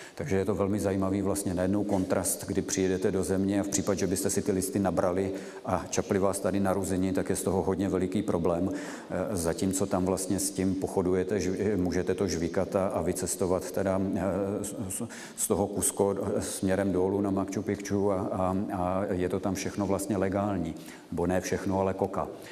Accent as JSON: {"language": "Czech", "country": "Czechia"}